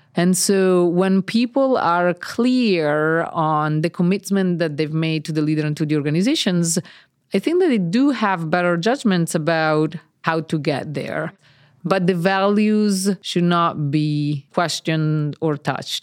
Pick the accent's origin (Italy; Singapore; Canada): Italy; now in Cambridge; And I'm Italian. I was born in Italy